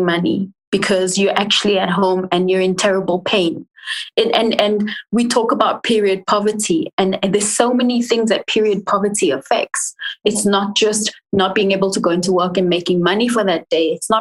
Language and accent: English; England, United Kingdom; moved away; also born or lived in Africa (born here, likely South Africa); I was born here, but I grew up in England